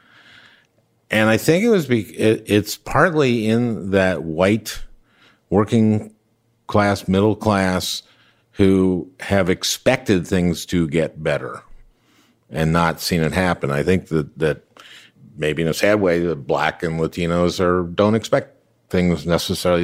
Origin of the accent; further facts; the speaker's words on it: St. Louis Park, Minnesota, United States; I grew up in St. Louis Park, Minnesota, in a ring suburb.